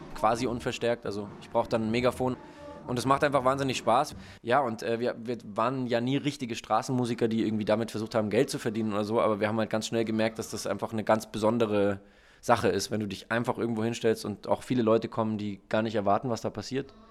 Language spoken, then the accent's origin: German; Munich, Bavaria, Germany; moved away as an adult; now in Hamburg, Germany; München ist immer noch so meine Heimatstadt